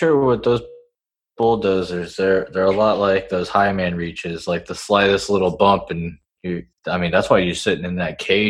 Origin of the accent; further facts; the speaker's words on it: Florida, United States; Florida. we're just a bunch of Floridians.